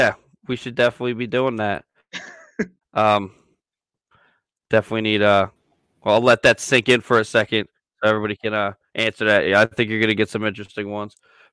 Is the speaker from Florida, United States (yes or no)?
no; Philadelphia, Pennsylvania, United States; moved away as an adult; now in Delaware, United States; Can you tell we're from Philly, Chad?